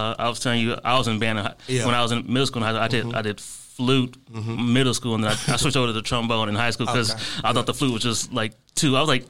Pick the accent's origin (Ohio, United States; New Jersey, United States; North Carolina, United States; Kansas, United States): Ohio, United States; Akron; I'm originally from Akron, Ohio, and had to either move back there or move back to like another city.